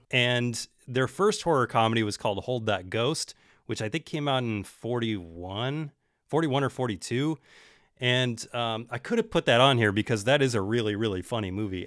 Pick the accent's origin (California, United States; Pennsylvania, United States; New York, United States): California, United States; Bay Area; I'm from the Bay Area